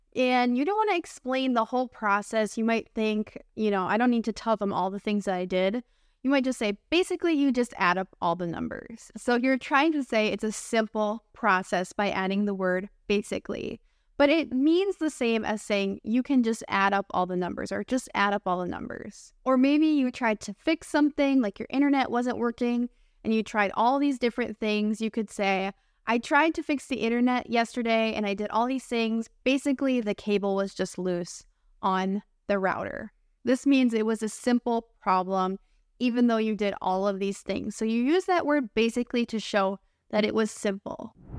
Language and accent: English; United States; I'm your American English teacher friend.